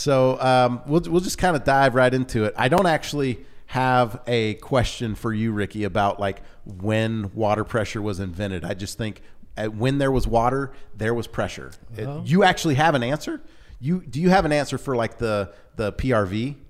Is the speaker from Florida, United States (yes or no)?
no; Louisiana, United States; Because like growing up in Louisiana, most of our towns had a water tank.